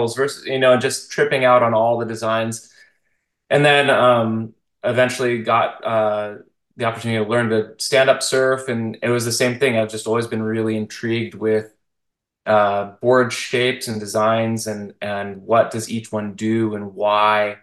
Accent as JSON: {"language": "English", "town": "Tustin", "region": "California", "country": "United States", "tie": "born or raised there", "moved": "yes", "lives_now": "San Luis Obispo area, United States", "said": "I grew up in Orange County. I grew up in Tustin"}